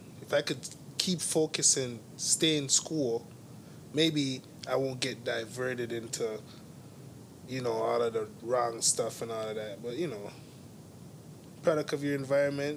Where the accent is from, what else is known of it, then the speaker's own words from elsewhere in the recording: Toronto, Ontario, Canada; I grew up on Western Road in Eglinton